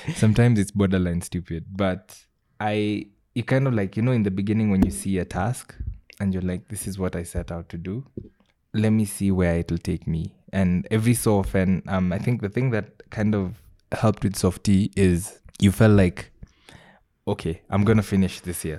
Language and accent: English; Kisii, Kisii County, Kenya; I grew up in Kisii